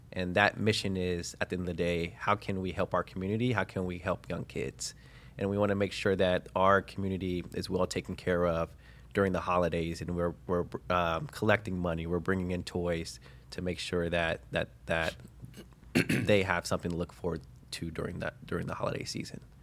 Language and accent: English; Cincinnati, Ohio, United States; born and raised in Cincinnati, Ohio